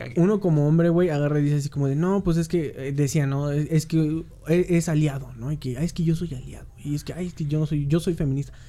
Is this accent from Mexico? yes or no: yes; Mexico